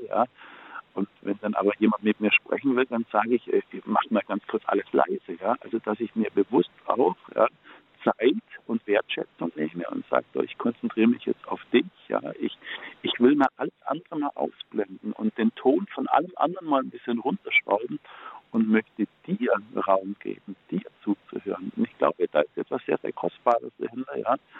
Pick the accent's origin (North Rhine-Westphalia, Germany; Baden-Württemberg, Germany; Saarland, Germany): Baden-Württemberg, Germany; Ich komme ja aus Baden-Württemberg. Bei uns sagt man ja nicht geschumpfe ist genug gelobt